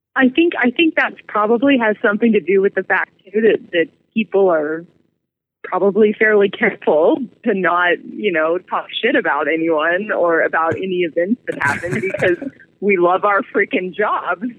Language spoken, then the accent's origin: English; California, United States; moved away as an adult; now in Albuquerque, United States; I come from California originally. I was born and raised there